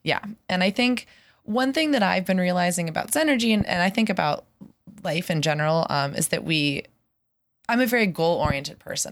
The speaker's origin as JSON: {"language": "English", "town": "Pittsburgh", "region": "Pennsylvania", "country": "United States", "tie": "born or raised there", "also_born_or_lived": "San Francisco", "moved": "as an adult", "said": "I grew up in Pittsburgh, and I moved back about a year ago"}